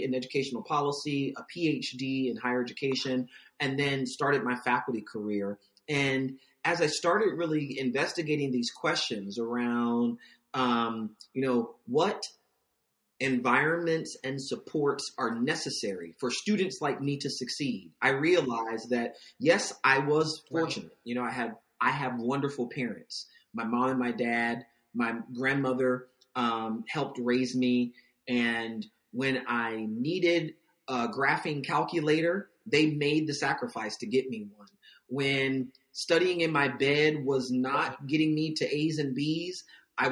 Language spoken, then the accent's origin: English; Virginia Beach, Virginia, United States; I'm from Virginia Beach